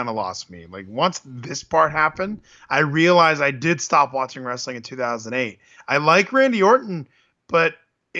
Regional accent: San Diego, California, United States; we're from San Diego, okay? We say bro

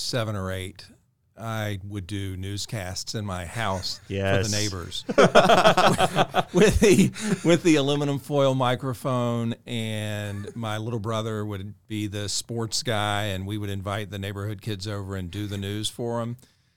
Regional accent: Jacksonville, Florida, United States; moved away as an adult; also born or lived in Tuscaloosa, Alabama; now in Augusta, United States; my hometown is Jacksonville, Florida.

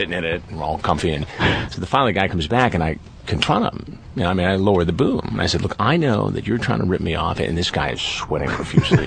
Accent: Detroit, Michigan, United States; I grew up in Detroit

